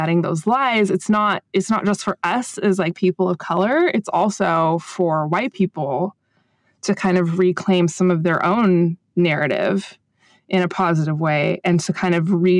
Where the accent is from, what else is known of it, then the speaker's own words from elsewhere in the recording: United States; speaking as an American